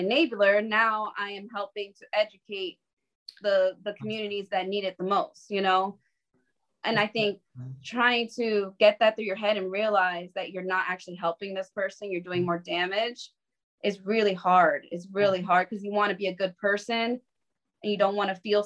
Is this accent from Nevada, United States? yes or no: no; New York City, New York, United States; I was from the Bronx. I would have never seen a horse in the Bronx